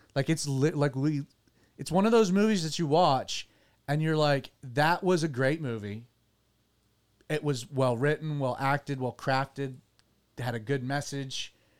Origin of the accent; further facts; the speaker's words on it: United States; as an American